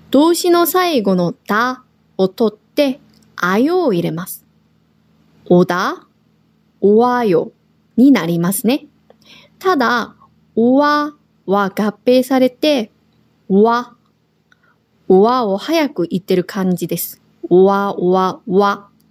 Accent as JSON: {"language": "Japanese", "country": "South Korea", "also_born_or_lived": "Tokyo, Japan", "moved": "yes", "lives_now": "Okinawa, Japan", "said": "私たち沖縄に住んでいる韓国人と台湾人がお届けします。私は韓国語担当の"}